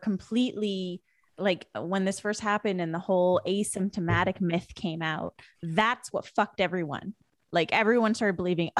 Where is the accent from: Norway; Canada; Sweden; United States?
Canada; West Coast; because where I grew up in Canada was the West Coast.